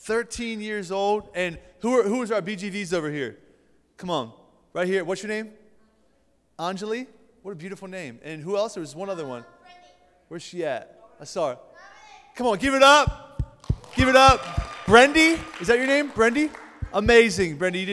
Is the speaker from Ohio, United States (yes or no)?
yes; Canton, Ohio, United States; So I'm from Canton, Ohio. Coming from a great church called Faith Family Church and a student ministry called The United.